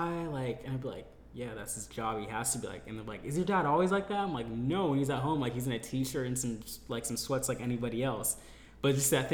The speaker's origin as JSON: {"language": "English", "town": "Elk Grove", "region": "California", "country": "United States", "tie": "born or raised there", "also_born_or_lived": "Berkeley, California / Hayward, California / Modesto, California / Riverbank, California", "said": "I lived for, like, 10 years in Elk Grove, like, that Sacramento area"}